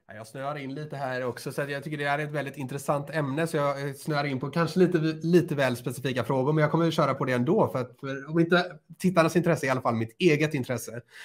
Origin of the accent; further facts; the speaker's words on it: Lerum, Västra Götaland, Sweden; Både Johan och jag kommer från Lerums kommun